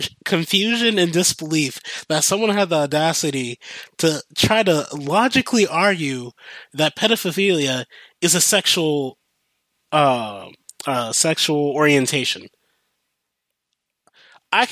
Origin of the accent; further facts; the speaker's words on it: United States; I grew up in America